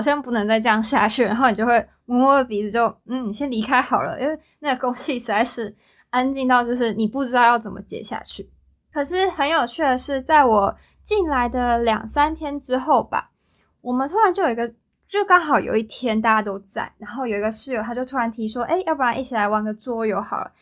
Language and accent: Chinese; Tainan, Taiwan; 我是台南人